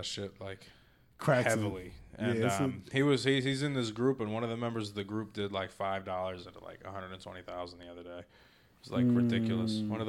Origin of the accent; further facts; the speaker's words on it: Massachusetts, United States; moved away; And I'm from Massachusetts